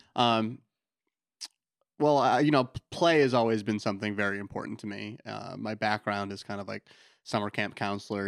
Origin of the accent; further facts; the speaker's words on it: Lyman, Maine, United States; also born or lived in Portland, Maine; I grew up in Lyman, so, you know, been in Maine pretty much my whole life